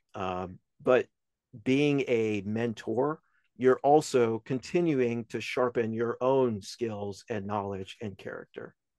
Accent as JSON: {"language": "English", "town": "Albemarle", "region": "North Carolina", "country": "United States", "moved": "yes", "said": "from Albemarle, North Carolina, where I originally came from."}